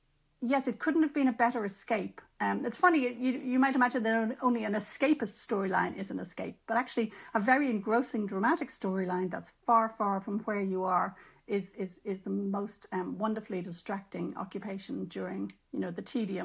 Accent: Ireland; as an Irish writer and a lapsed Catholic, you know, I'm aware that I grew up in a tradition which had many beauties.

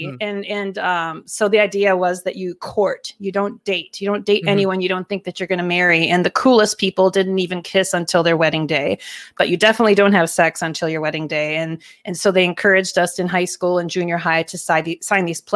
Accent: Minnesota, United States; I grew up here in Minnesota and was raised in a pretty evangelical Midwestern family

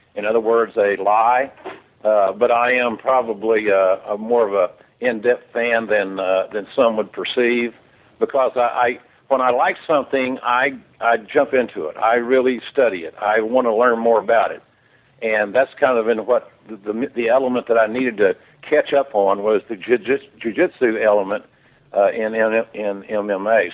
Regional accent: Oklahoma, United States; I grew up in Oklahoma

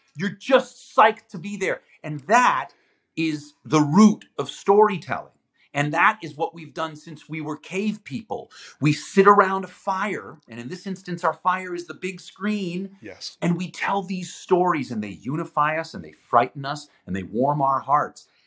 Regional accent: Toronto, Ontario, Canada; first language Greek; English is a second language; also born or lived in Greece; I was I was uh, born in Toronto, but I spent uh, much of my life living in Greece, like probably six months a year until I was about eighteen

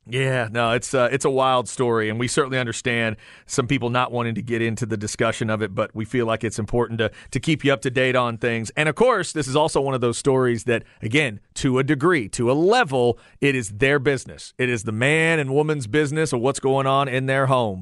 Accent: Texas, United States; We say pecan down here

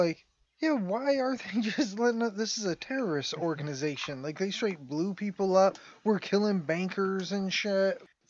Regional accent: United States; I get to hate him because I'm American.

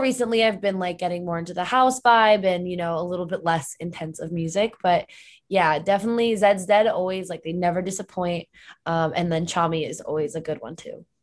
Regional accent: Connecticut, United States; moved away; I'm originally from Connecticut

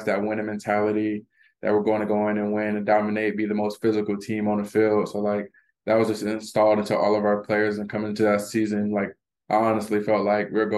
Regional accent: Florida, United States; moved away as an adult; now in Illinois, United States; I'm from Florida

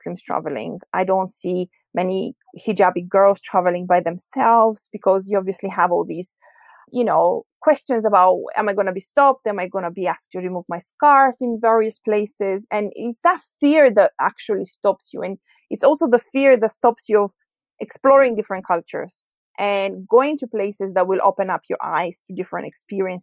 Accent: Greece; I grew up in Greece

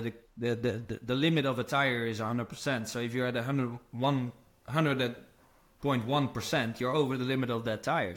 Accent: Netherlands; moved away as an adult; also born or lived in America; I'm from Holland

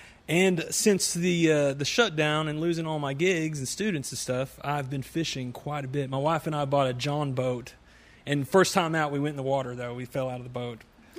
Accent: Ashland, Kentucky, United States; I was born and raised in Ashland, Kentucky. I still live in Ashland, Kentucky.

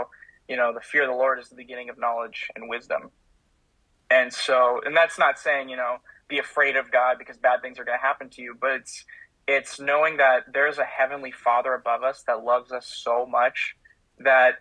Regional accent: Minnesota, United States; I am a Minnesotan. I am from the great land of over 10,000 lakes in Minnesota

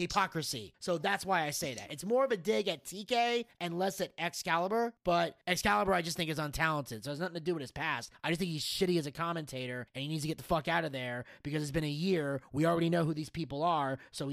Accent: Freehold, New Jersey, United States; moved away; that's where I'm from

